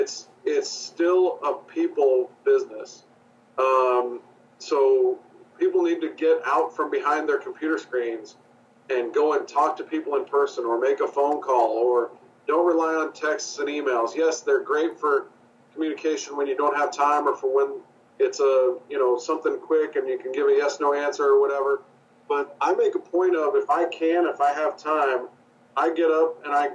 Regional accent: Midwest, United States; I'm from the Midwest and spent a lot of time near Kansas City.

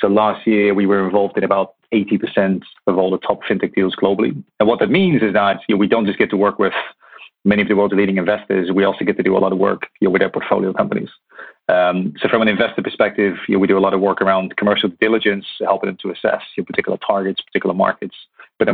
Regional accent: Netherlands; moved away as an adult; also born or lived in Hong Kong / Middle East; now in London, United Kingdom; So I was born in Holland

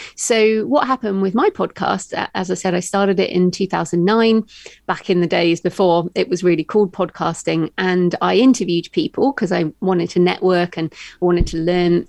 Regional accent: United Kingdom; accent: British; moved away as an adult; also born or lived in Australia; I'm British, as you can tell by my accent.

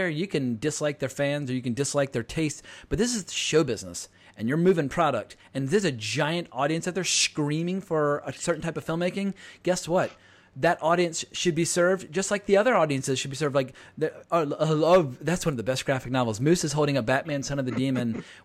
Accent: North Carolina, United States; accent: North Carolinian; moved away; also born or lived in Virginia / Los Angeles; I picked up my accent as a kid in North Carolina

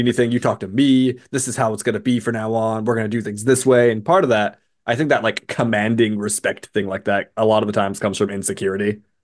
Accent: West Coast, United States; growing up on the West Coast

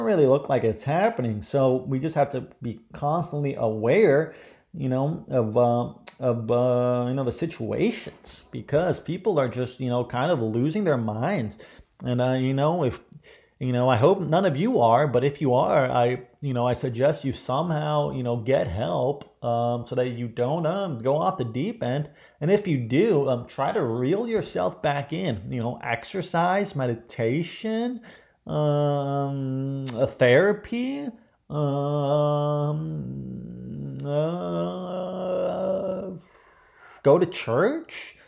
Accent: Ohio, United States; I grew up in Ohio.

